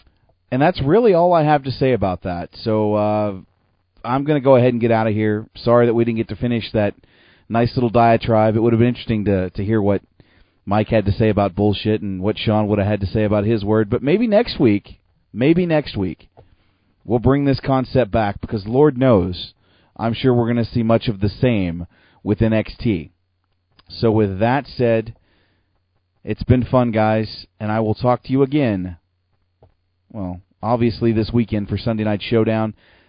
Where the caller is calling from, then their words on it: Calgary, Alberta, Canada; So with that said, I'm broadcasting from a nice little basement in Calgary, Alberta.